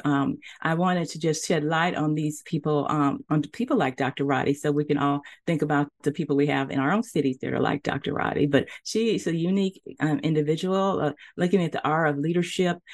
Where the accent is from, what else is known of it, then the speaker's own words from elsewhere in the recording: Nashville, Tennessee, United States; moved away as an adult; also born or lived in Texas; now in Charlotte, United States; I grew up in Nashville, Tennessee